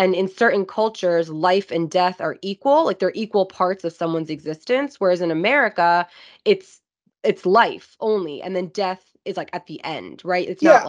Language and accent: English; India; I'm Indian, yeah. And I know death is regarded so differently in India than it is here.